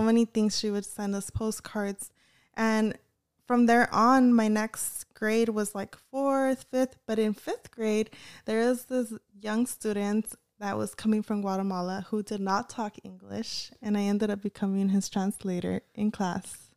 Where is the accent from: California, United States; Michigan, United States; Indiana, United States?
California, United States; Bellflower; also born or lived in Huntington Park; I was born in Huntington Park and raised in Bellflower